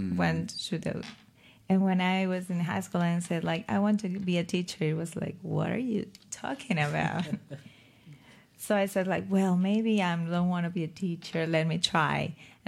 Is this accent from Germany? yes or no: no; Caracas, Capital District, Venezuela; moved away; My city, I'm from Caracas. It's the capital.